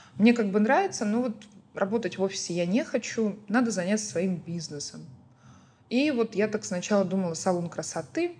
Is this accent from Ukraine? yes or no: yes; Ukraine; moved away as an adult; now in Baku, Azerbaijan